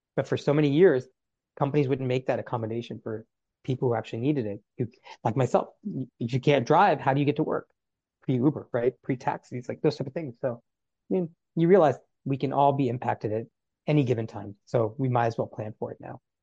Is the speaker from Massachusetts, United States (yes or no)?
no; North Carolina, United States; as a child growing up in North Carolina.